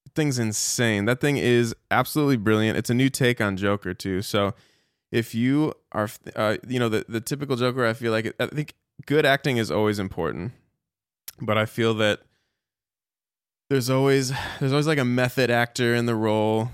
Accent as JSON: {"language": "English", "town": "Chicago", "region": "Illinois", "country": "United States", "tie": "born or raised there", "moved": "yes", "lives_now": "Dallas, United States", "said": "I grew up in Chicago"}